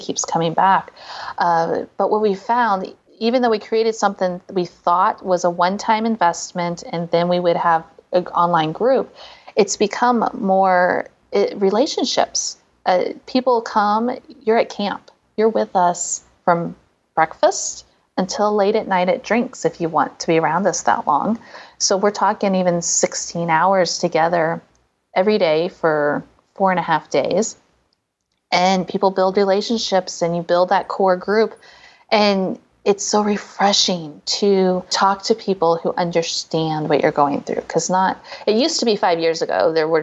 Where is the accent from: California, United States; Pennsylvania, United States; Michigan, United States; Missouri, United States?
Missouri, United States; St. Louis; my hometown, St. Louis, Missouri.